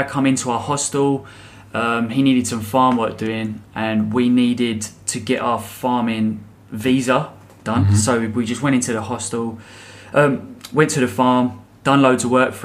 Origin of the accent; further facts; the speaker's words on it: England, United Kingdom; I'm English.